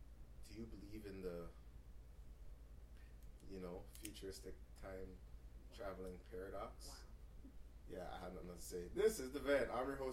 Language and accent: English; Brampton, Ontario, Canada; I'm from Brampton